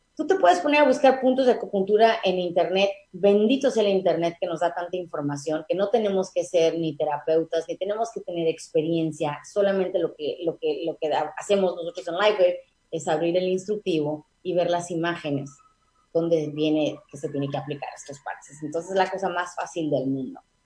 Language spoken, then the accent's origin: Spanish; Mexico; also born or lived in Tijuana; nuestra cultura como mexicanos